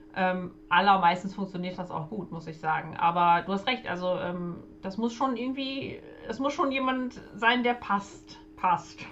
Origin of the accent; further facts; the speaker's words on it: Germany; wir haben als Deutsche